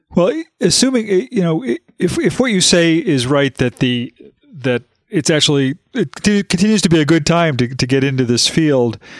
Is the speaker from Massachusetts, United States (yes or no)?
yes; Western Massachusetts, United States; I grew up in Western Massachusetts